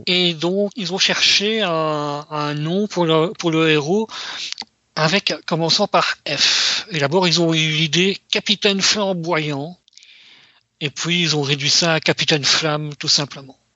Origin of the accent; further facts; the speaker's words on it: Belgium; Chez nous, en Europe, en Belgique